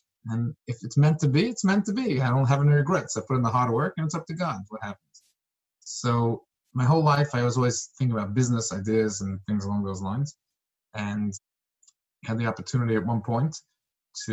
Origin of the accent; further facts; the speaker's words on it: New York City, New York, United States; I was born in Brooklyn, New York